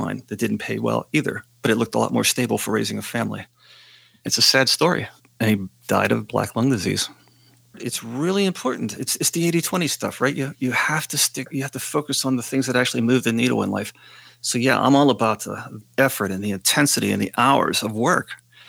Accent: Western Pennsylvania, United States; a guy growing up in Western Pennsylvania

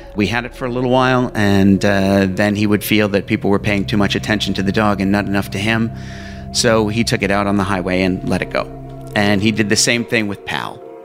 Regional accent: Whitehall, Pennsylvania, United States; also born or lived in Allentown, Pennsylvania; I was born in Allentown, Pennsylvania and uh, we um, moved to Whitehall, Pennsylvania. It's all in the, the same kind of general area.

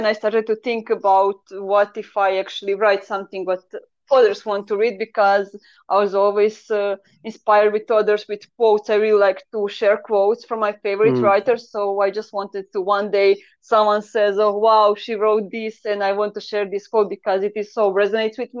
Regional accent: Croatia; first language Croatian; English is a second language; I kind of always write on the Croatian, so it is my mother language because I'm from Croatia

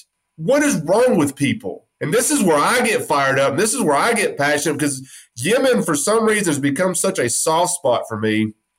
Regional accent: Texas, United States; now in Memphis, United States; I'm from Texas, and everybody thinks that we're just loud because we're from Texas

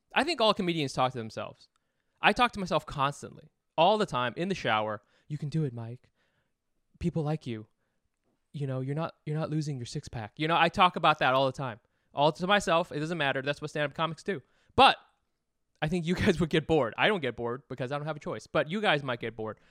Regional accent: Vietnam

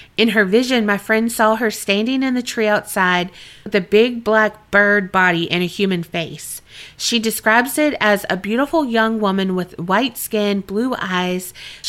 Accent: Colombia; now in Canada; For a bit of background, I am from Colombia. However, I currently live in Canada.

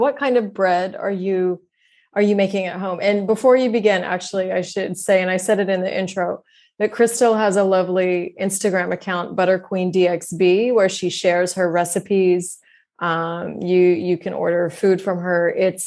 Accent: United States; moved away as an adult; also born or lived in Turkey; I'm American

